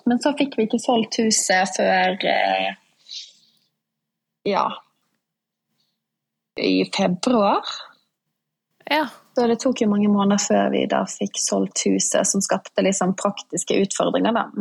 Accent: Bergen, Vestland, Norway; also born or lived in Oslo; now in Porsgrunn, Norway; Jeg kommer fra Bergen. Ja. Ja, dialekten har blitt litt vannet ut etter hvert. Jeg bodde nå ti år i Oslo

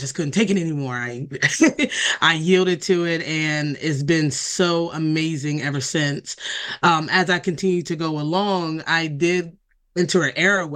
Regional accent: Delaware, United States; born or raised there

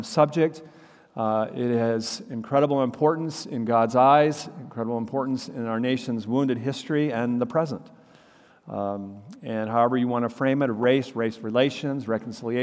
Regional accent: Minnesota, United States; moved away; we're both from Minnesota

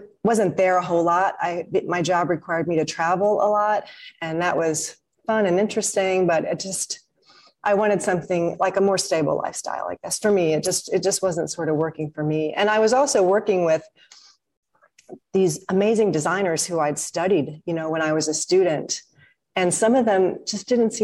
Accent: St. Louis, Missouri, United States; now in Malaysia; I grew up in St. Louis, Missouri

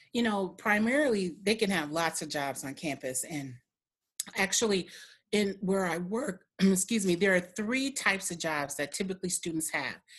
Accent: Milwaukee, Wisconsin, United States; also born or lived in Michigan

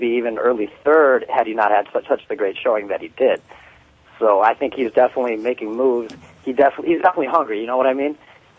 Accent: Minneapolis, Minnesota, United States; I grew up in Minneapolis.

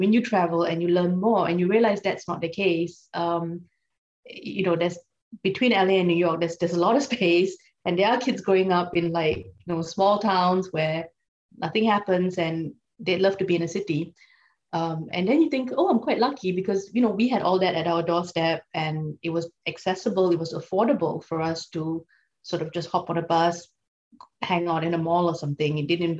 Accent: Singapore; moved away as an adult; now in England, United Kingdom; I grew up in Singapore. I'm Singaporean, so that's my nationality. So I was born in Singapore. I'm fairly typical Singaporean childhood of that time, which was in the 80s.

